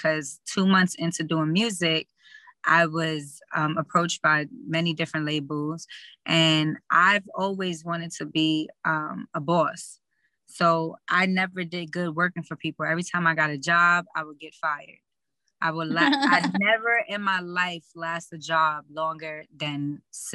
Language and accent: English; New York City, New York, United States; we're both from East Harlem, El Barrio